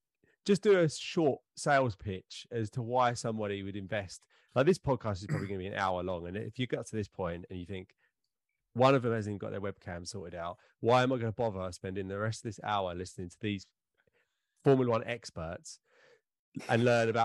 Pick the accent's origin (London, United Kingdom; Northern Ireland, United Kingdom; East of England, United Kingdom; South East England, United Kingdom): East of England, United Kingdom; Essex; we're all from Essex